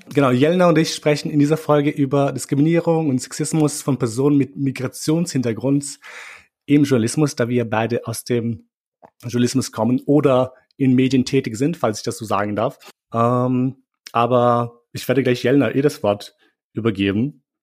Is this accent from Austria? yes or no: yes; Austria; ich bin in Österreich aufgewachsen